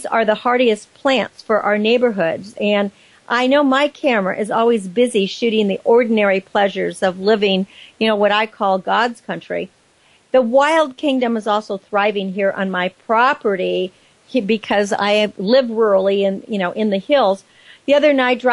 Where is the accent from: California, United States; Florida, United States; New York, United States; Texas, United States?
California, United States; Napa Valley; as a child growing up in Napa Valley